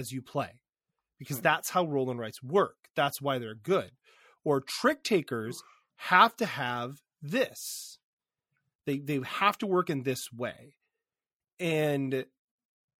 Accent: Michigan, United States; I'm from Michigan.

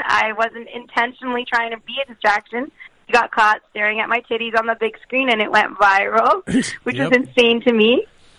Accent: Canada; I'm Canadian. I love hockey.

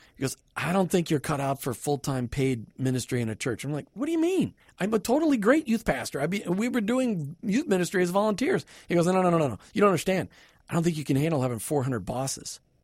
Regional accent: Minnesota, United States; now in Tampa Bay, United States; I grew up in a typical suburban home in Minnesota.

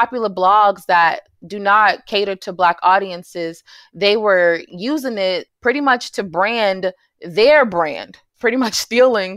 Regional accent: New York City, New York, United States; moved away as an adult; now in North Carolina, United States; I grew up in New York City, in Jamaica, Queens, New York, and came to North Carolina to pursue my master's degree

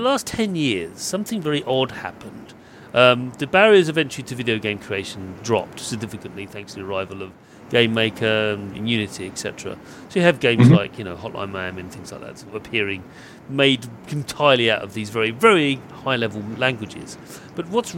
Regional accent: United Kingdom; being British

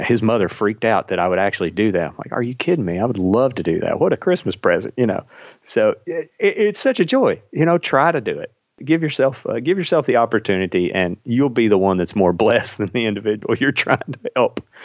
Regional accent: Kentucky, United States; I flew fire patrol in Kentucky, uh, which is where I'm from, if you can't tell from my accent

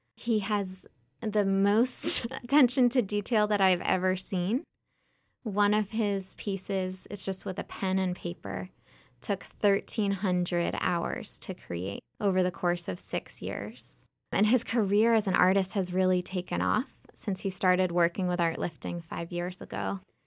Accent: just outside of Boston, Massachusetts, United States; I grew up just outside of Boston

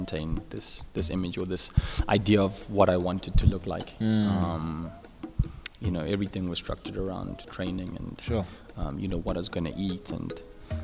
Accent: Centurion, Gauteng, South Africa; now in Midrand, South Africa; I was born in Centurion, funny enough, at Unitas Hospital. But I've been living in Midrand, M-City.

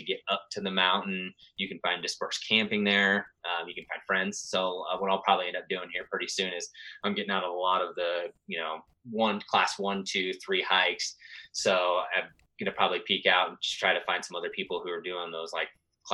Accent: Midwest, United States; moved away as an adult; now in Colorado, United States; growing up in the Midwest

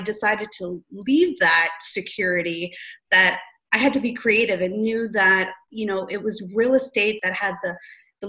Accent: St. Catharines, Ontario, Canada; also born or lived in Greater Toronto Area; born and raised in St. Catharines, I know St. Catharines the back of my hand

